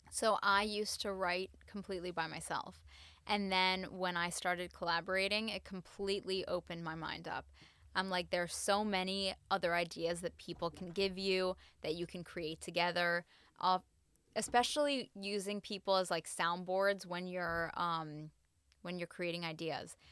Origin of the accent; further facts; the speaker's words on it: United States; I'm half Latin, I'm American